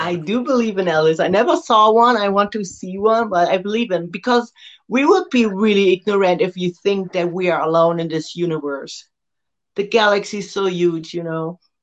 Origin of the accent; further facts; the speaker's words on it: Germany; Switzerland, which is next to Germany and only one hour from my hometown